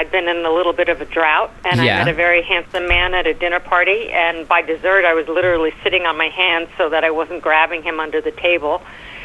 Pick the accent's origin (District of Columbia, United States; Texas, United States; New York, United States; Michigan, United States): New York, United States; accent: New York; my New York accent, my American accent